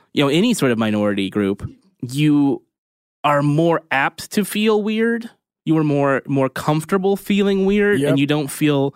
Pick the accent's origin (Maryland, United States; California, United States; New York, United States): California, United States; Merced; my hometown, which is in Central California, which was farmy and agricultural